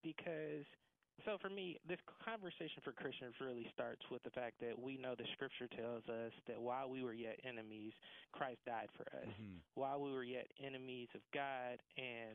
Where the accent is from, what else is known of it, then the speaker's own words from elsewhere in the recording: right outside of Atlanta, Georgia, United States; So I was born and raised right outside of Atlanta, Georgia